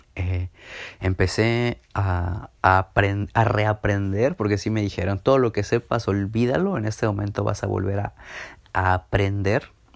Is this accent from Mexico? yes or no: yes; Villahermosa, Tabasco, Mexico; moved away as an adult; now in Mérida, Mexico; Me regresé a Villahermosa, de donde yo soy